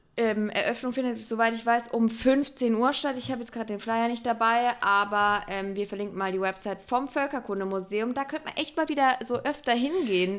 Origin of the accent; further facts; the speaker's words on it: Electoral Palatinate, Baden-Württemberg, Germany; Ich Kurpelzer